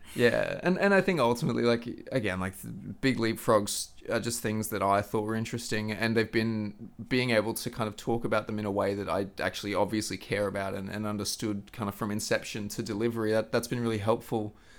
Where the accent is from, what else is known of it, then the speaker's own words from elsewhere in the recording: Queensland, Australia; moved away; back home in the Sunshine State down under